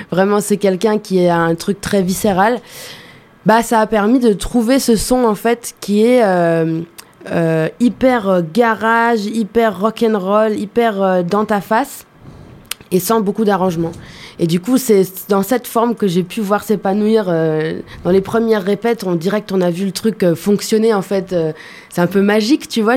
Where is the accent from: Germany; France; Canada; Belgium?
Germany; moved away; j'ai grandi en Allemagne